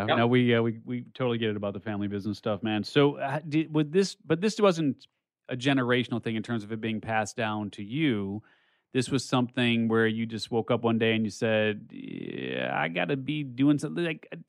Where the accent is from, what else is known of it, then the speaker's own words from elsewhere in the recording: Chicago, Illinois, United States; moved away; And being a Chicagoan